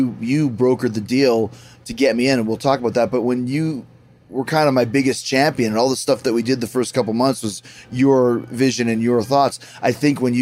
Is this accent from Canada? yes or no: yes; Winnipeg, Manitoba, Canada; I grew up in Winnipeg